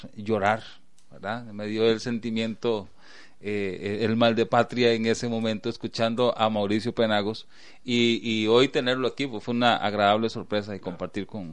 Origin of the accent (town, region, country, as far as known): Costa Rica